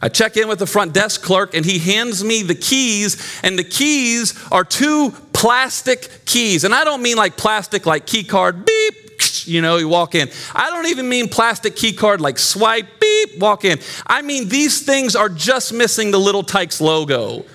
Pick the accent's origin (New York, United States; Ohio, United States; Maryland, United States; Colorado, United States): Maryland, United States; Glen Burnie; moved away; also born or lived in Johnson City, Tennessee; I grew up in Glen Burnie, Maryland